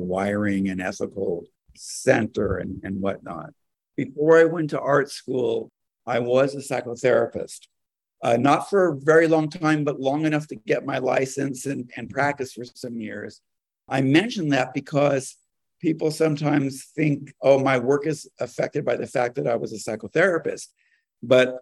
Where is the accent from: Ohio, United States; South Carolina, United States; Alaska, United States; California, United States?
California, United States; now in New York, United States; in California, where I'm from originally. I mean, I've lived in New York for a long time, but I am a Californian.